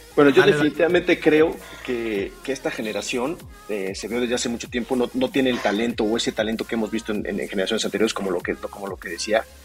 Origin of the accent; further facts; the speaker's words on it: Mexico City, Mexico; Estoy basado aquí en la Ciudad de México, soy originario de aquí.